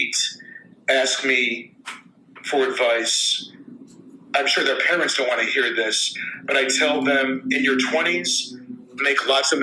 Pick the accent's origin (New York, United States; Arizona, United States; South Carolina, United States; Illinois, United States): New York, United States; Buffalo; now in Los Angeles, United States; as kids growing up in Buffalo